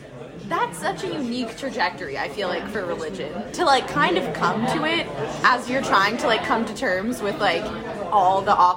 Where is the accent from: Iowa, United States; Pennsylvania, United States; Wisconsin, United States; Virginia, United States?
Pennsylvania, United States; Pittsburgh; also born or lived in Sewickley, Pennsylvania; I'm from Pittsburgh.